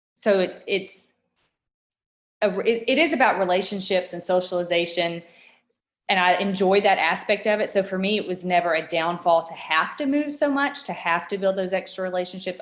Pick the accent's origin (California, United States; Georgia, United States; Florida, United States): Georgia, United States; moved away as an adult; also born or lived in Washington State; We're both born and raised in Georgia, my husband and I, and had never moved or left the state outside of vacationing